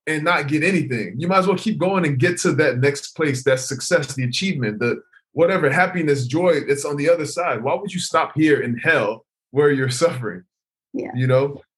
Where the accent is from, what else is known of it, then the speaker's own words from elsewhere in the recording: Nigeria; now in United States; I moved to America by myself. And originally I'm from Nigeria.